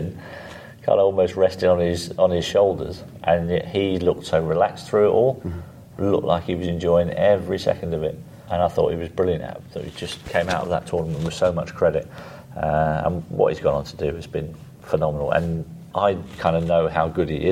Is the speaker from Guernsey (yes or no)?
yes; Guernsey; I grew up on a council estate in Guernsey.